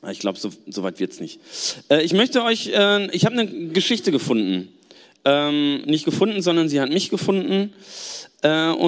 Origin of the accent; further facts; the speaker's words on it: Gelsenkirchen, North Rhine-Westphalia, Germany; Ähm, ich komme aus Gelsenkirchen und ich muss sagen, im Bergischen Land ist es voll schön.